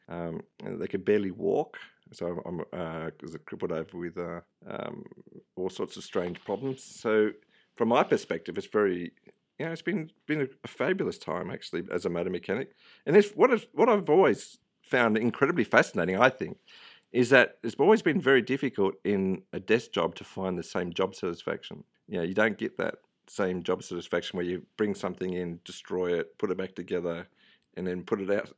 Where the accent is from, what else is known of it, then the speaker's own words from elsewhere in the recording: Tamworth, New South Wales, Australia; also born or lived in Western Sydney; I was born in Tamworth. Um, my parents moved to Western Sydney uh, quite early in life. So I was 18 months old. We grew up in Western Sydney for a little bit and then back to Tamworth